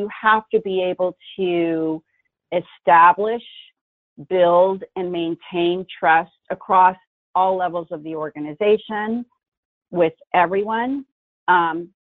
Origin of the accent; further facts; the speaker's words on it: San Francisco Bay Area, California, United States; Born and raised in the San Francisco Bay Area